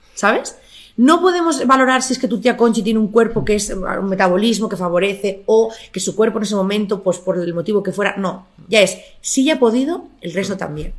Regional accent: Barcelona, Catalonia, Spain; moved away as an adult; also born or lived in Murcia; yo nací en Barcelona, eh, crecí en Barcelona hasta los 24

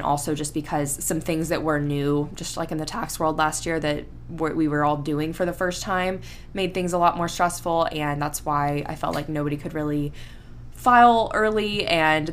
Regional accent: Panama City Beach, Florida, United States; moved away; I grew up in Panama City Beach

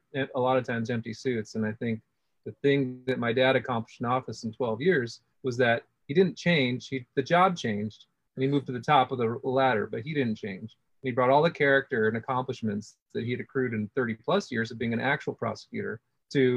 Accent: Los Angeles, California, United States; I'm born and raised in Los Angeles

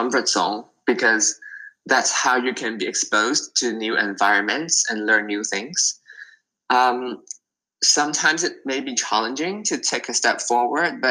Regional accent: Hong Kong; I'm from Hong Kong and it's like always very, very busy.

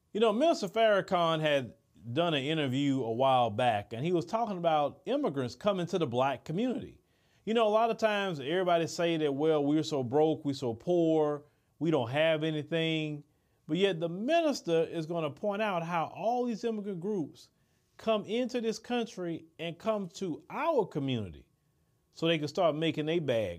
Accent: Port Arthur, Texas, United States; growing up in Port Arthur, where I'm from

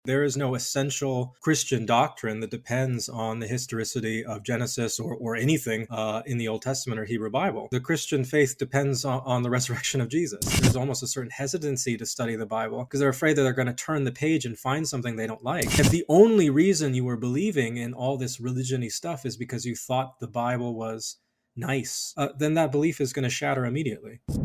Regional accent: Colorado Springs, Colorado, United States; I did most of my growing up in Colorado Springs, Colorado

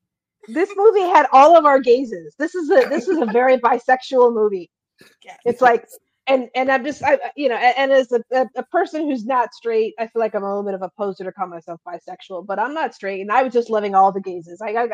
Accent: California, United States; I'm from California. I have family in Southern California

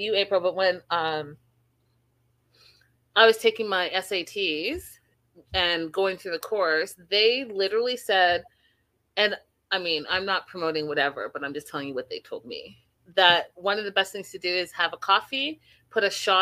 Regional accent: Canada; I am from Canada.

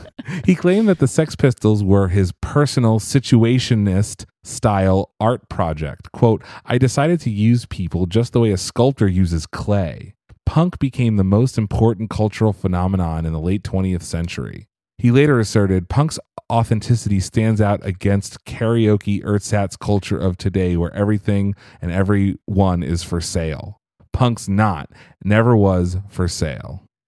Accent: Pennsylvania, United States; I say Appalachian 'cause I'm from Pennsylvania

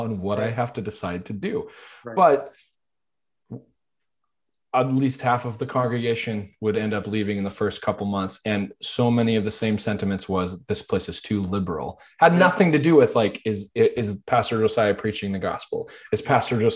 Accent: Arizona, United States; also born or lived in Western Washington; now in Washington, United States; I grew up in a very conservative area as well. I grew up in Arizona.

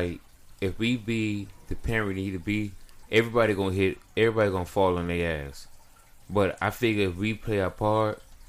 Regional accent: Miami, Florida, United States; I'm from Miami. We vultures out here. Dade County all day. 305.

